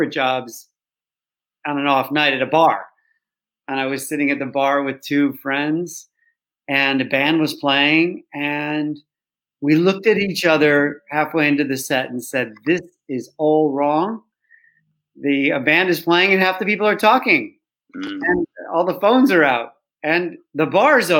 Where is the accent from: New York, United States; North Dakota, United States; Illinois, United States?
Illinois, United States; Chicago; now in London, United Kingdom; I grew up in Chicago